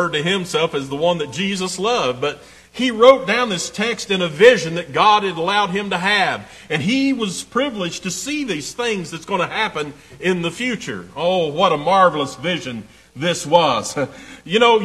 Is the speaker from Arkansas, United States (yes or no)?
no; East Tennessee, United States; I'm proud to be from East Tennessee